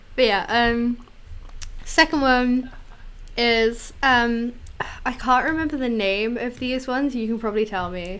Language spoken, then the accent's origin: English; United Kingdom; as a British child